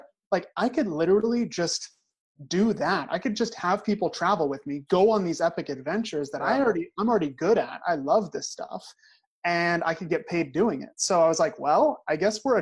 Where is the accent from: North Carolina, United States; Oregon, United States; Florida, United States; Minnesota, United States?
Oregon, United States; Crow; I'm actually from a town of 300 people in Oregon. Like, I'm not just from Oregon, like I'm from a tiny, tiny little town in the woods.